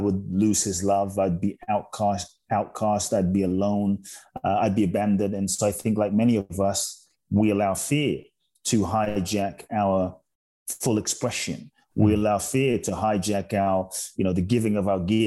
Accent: London, United Kingdom; moved away as an adult; also born or lived in Ghana; now in Los Angeles, United States; I grew up in London from the ages of 3 to 18 and a half, 19

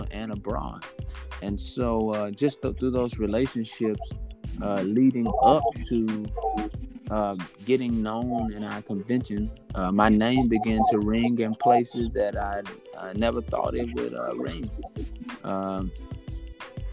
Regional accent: Monroe, Louisiana, United States; moved away as an adult; also born or lived in Shreveport, Louisiana / Longview; now in Brooklyn, United States; Monroe, Louisiana is where I was born and raised

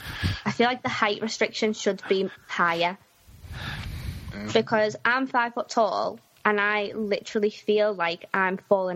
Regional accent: Liverpool, North West England, United Kingdom; Yeah, mate, I'm from Liverpool.

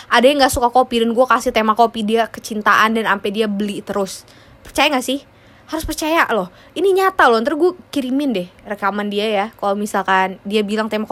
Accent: Indonesia; born there; kenapa gue lahir di negara Indonesia?

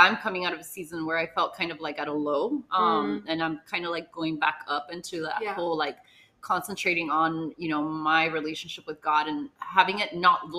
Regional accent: Homestead, Florida, United States; You might be a little bit more Miami than me. I'm more homestead than Miami.

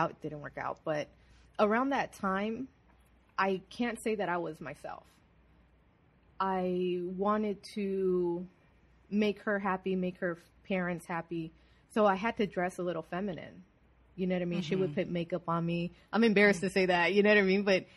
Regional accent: Glendale, California, United States; I was born and raised in Glendale, California

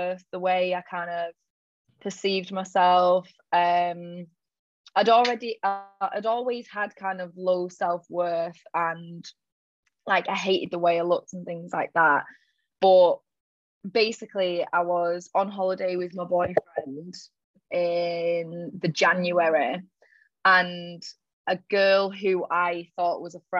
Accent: Manchester, North West England, United Kingdom; moved away as an adult; now in Sydney, Australia; I'm from Manchester, but I'm living in Sydney at the moment. I've lived here for about, it was 4 years last week actually

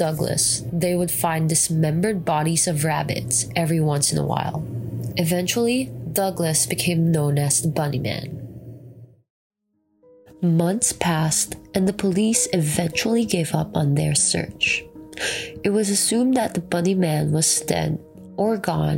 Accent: Philippines; now in United States; I'm actually from the Philippines

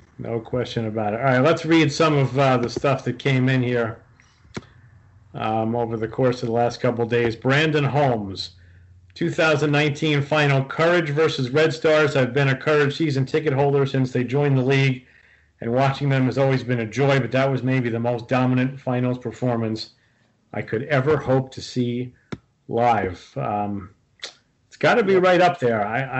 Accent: Brazil; I'm from Brazil.

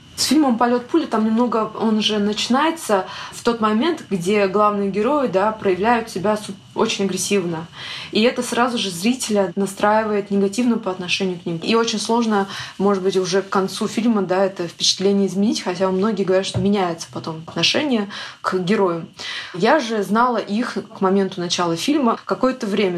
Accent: Nizhny Novgorod, Nizhny Novgorod Oblast, Russia; also born or lived in Yakutia; Я сама родом из Якутии, но я жила там до 4 или до 5 лет и переехала в Нижний Новгород с родителями и практически не была. То есть там все детство я выросла в Нижнем Новгороде

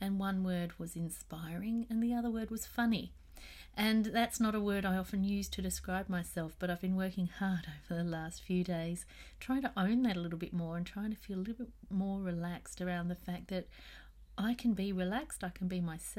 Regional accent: Australia; here in Australia

